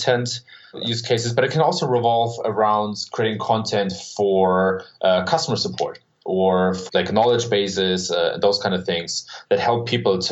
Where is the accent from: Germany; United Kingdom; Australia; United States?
Germany; So I was born and raised in Germany